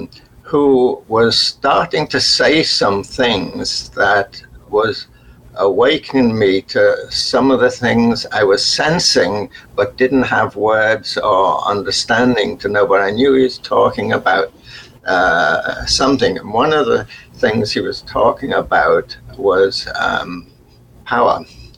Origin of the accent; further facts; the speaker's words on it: Liverpool, North West England, United Kingdom; accent: Liverpool; This is working class, even though I'd got rid of my Liverpool accent, which you have to do, that you're still noticeably working class